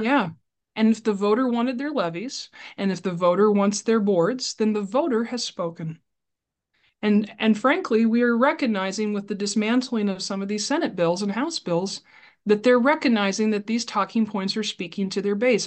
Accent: Burlington, Iowa, United States; I am born and raised in Burlington, Iowa

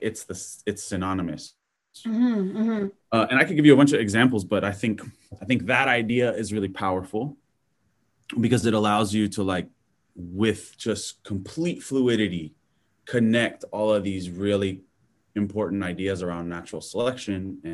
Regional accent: Big Island of Hawaii, United States; now in La Jolla, United States; where we live, where we're from, on the Big Island

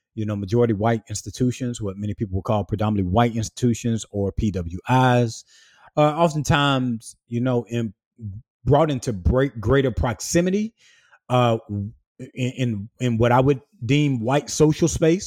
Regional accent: small town between Swansea, St. Matthews and Sandy Run, South Carolina, United States; moved away as an adult; I came from the Black rural South, uh, south of Columbia, South Carolina, in a small town, uh, in between Swansea, South Carolina, Saint Matthew, South Carolina, and Sandy Run, South Carolina, through school and church and, and family life

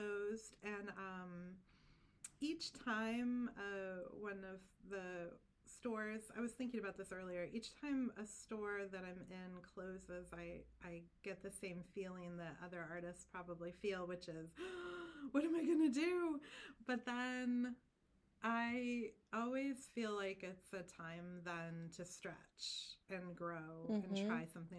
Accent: Durham, New Hampshire, United States; I'm from Durham

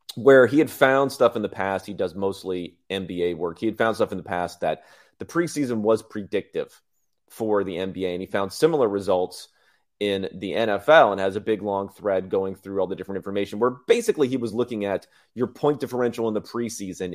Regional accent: Southern California, United States; I grew up in California, grew up in Southern California

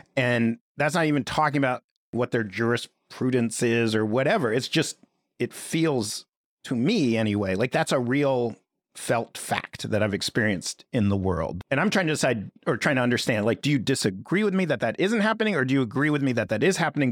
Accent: New York City, New York, United States; I grew up in Greenwich Village

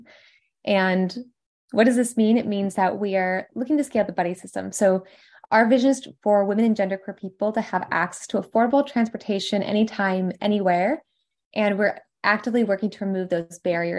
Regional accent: Washington, District of Columbia, United States; also born or lived in MENA region; here in DC because this is where I am from. I'm American

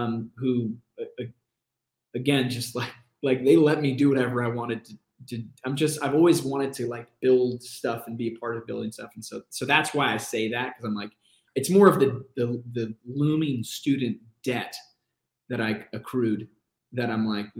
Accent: United States; now in Austin, United States; I'm from the East Coast, Midwest

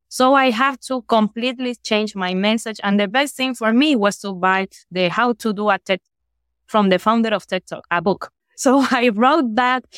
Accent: Guayaquil, Guayas, Ecuador; I'm from Guayaquil

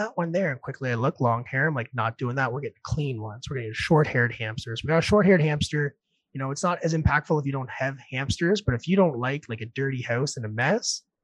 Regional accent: New Brunswick, Canada; moved away as an adult; also born or lived in Red Deer, Alberta; now in Ontario, Canada; I'm from New Brunswick, going to buy a house here in Ontario

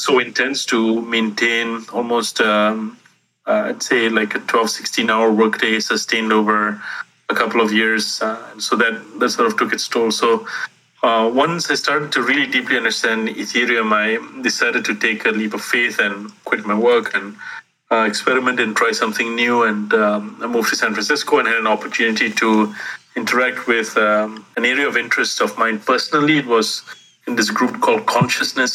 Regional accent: Singapore; I grew up in Singapore

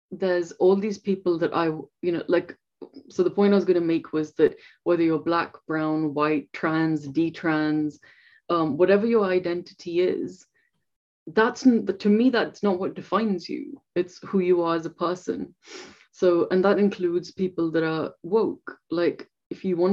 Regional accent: India; moved away; I'm from India.

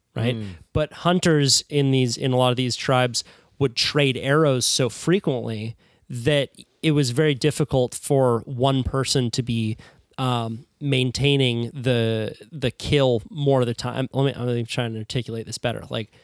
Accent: Santa Cruz, California, United States; And I only say that because I'm from Santa Cruz, where there are a lot of people who are so process driven.

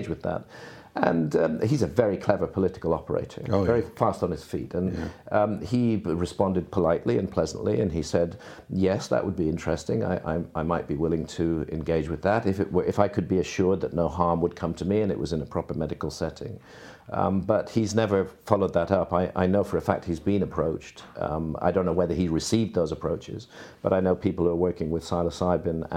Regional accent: Bath, South West England, United Kingdom; hometown of Bath in England

